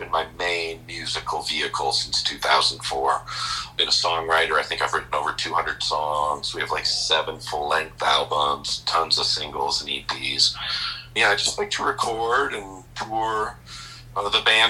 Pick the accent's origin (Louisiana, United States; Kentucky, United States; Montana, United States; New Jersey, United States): Montana, United States; Billings; moved away as an adult; also born or lived in San Diego, California / Portland, Oregon; I'm from Billings here. And I had moved in 1988. I graduated high school in 1988